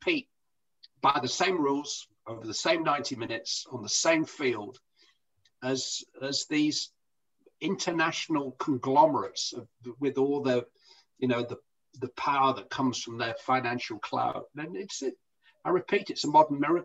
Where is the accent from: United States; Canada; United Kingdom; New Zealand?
United Kingdom; Bury; Bury, you know, where I come from